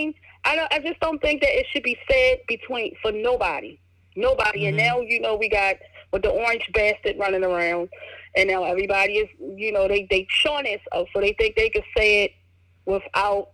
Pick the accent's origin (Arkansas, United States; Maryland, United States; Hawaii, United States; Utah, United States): Maryland, United States; Baltimore; I grew up here in Baltimore, Maryland.